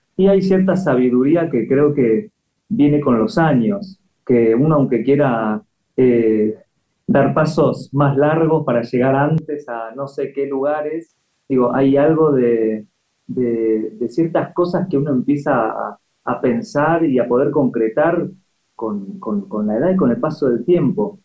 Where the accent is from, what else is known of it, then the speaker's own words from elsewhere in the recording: Pilar, Buenos Aires Province, Argentina; moved away as an adult; now in Madrid, Spain; Yo nací acá, nací en Buenos Aires, eh, viví toda mi vida en Pilar